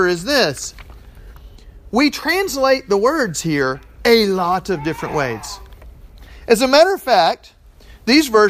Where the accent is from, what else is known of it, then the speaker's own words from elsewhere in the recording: Texas, United States; I'm from Texas